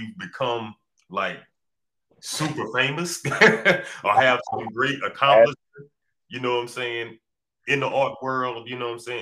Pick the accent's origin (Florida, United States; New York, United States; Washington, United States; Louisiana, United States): Louisiana, United States; Baton Rouge; also born or lived in New Orleans, Louisiana / Savannah, Georgia; I was born in New Orleans, but they raised me here in Baton Rouge